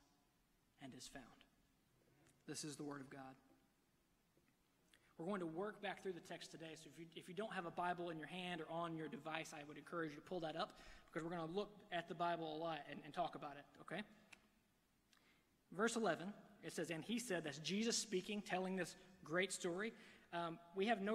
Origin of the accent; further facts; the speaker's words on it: Alabama, United States; I'm from Alabama